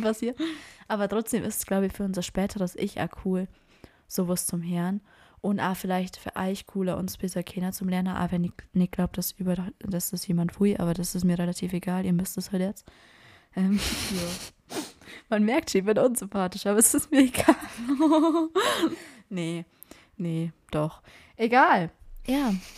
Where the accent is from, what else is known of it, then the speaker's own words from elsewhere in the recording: Bavaria, Germany; ich bin aus Bayern